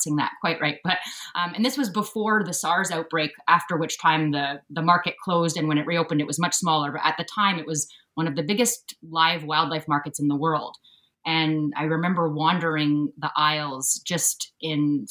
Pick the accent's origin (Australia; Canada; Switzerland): Canada; Sooke, British Columbia; moved away as an adult; also born or lived in Vancouver, Canada; I'm speaking to you from Sooke, the territory of the Sauk Nation, and this is where I grew up on Vancouver Island. That's where I'm from.